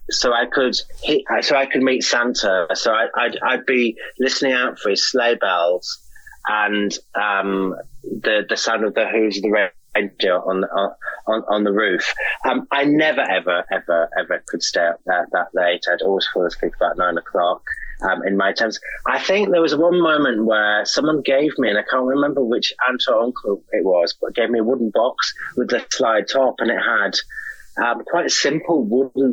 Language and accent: English; Hartlepool, North East England, United Kingdom; I'm from a little small town in that area called Hartlepool, which is a sort of old fishing town.